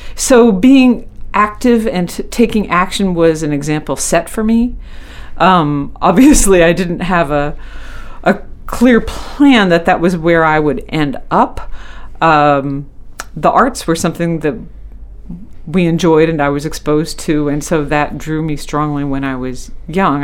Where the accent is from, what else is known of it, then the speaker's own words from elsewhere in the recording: Skowhegan, Maine, United States; I grew up in the Skowhegan area in in rural central Maine